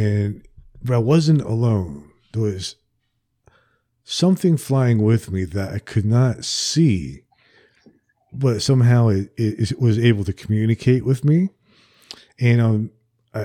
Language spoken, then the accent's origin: English; Princeton, New Jersey, United States; now in Alabama, United States; I grew up in New Jersey